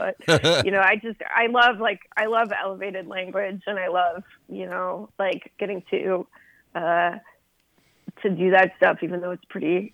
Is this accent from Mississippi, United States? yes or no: no; Los Angeles, California, United States; moved away as an adult; also born or lived in San Francisco Bay Area; now in New York, United States; I was born and grew up in the L.A. area